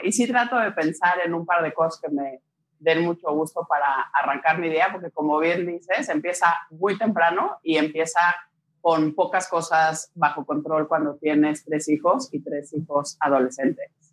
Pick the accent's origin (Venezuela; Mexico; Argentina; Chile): Mexico; moved away; Tengo papá italiano, crecí en México, me casé con un belga, he vivido en diferentes países